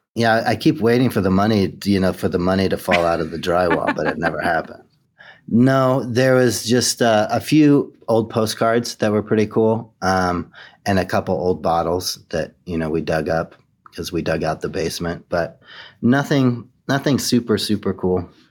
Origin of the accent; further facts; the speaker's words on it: Boise, Idaho, United States; moved away as an adult; also born or lived in New York City; my hometown